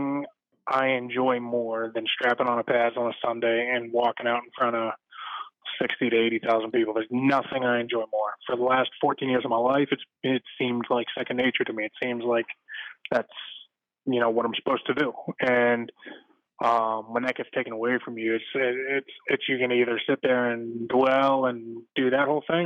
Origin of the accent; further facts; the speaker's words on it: Pittsburgh, Pennsylvania, United States; I grew up in Pittsburgh